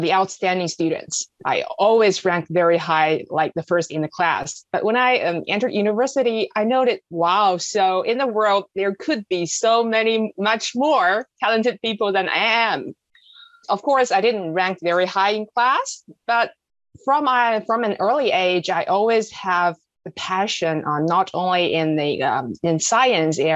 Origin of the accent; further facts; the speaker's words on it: Beijing, China; On the coastal area where I was born in Beijing, a larger cities.